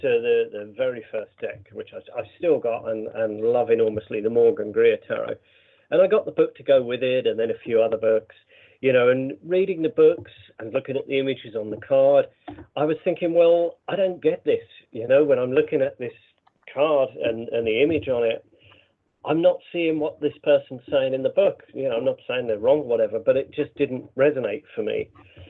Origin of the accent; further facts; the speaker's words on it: Brighton, South East England, United Kingdom; Brighton, which is, you know, my hometown